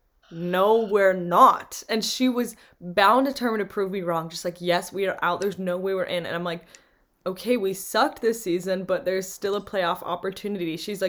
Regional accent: Green Bay, Wisconsin, United States; I'm from Green Bay.

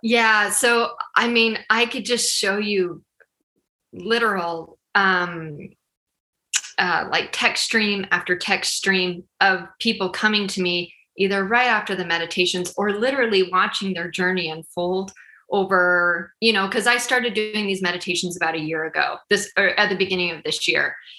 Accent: Utah, United States; moved away as an adult; now in Kansas City, United States; I'm originally from Utah. And then we moved here almost eight years ago to Kansas City.

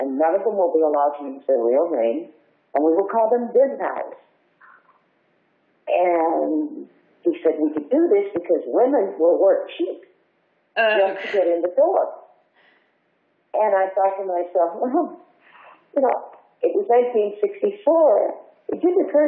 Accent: Texas, United States; accent: Texas; Well, because I still had my Texas accent, which, by the way, I have never sought to lose.

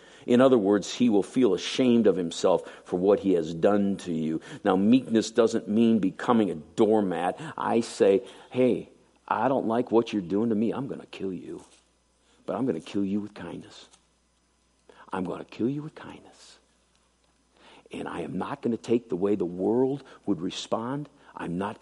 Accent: United States

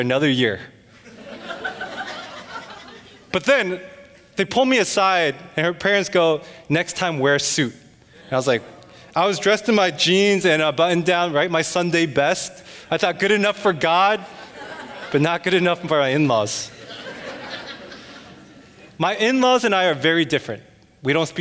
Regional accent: United States; I am half Korean, half Chinese, but culturally I'm American

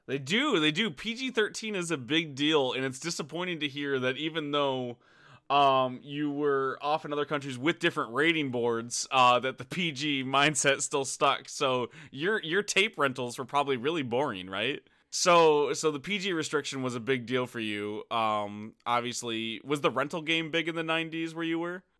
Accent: United States; I'm American

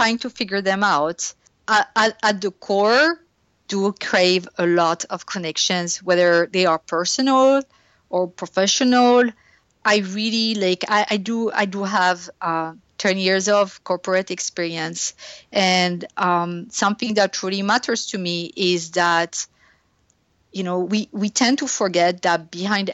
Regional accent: France; English is a second language; moved away; I grew up in France

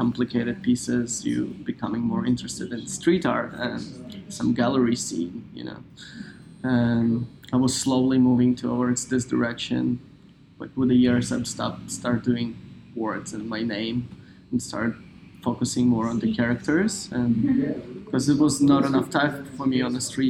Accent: Lviv, Lviv Oblast, Ukraine; moved away; I was born in Ukraine in 1989

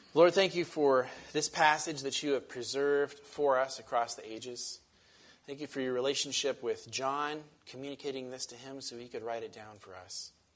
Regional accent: Western Washington, United States; I grew up in Western Washington

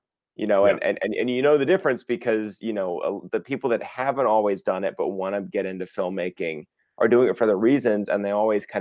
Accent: Dallas, Texas, United States; I grew up in Texas, in Dallas, Fort Worth.

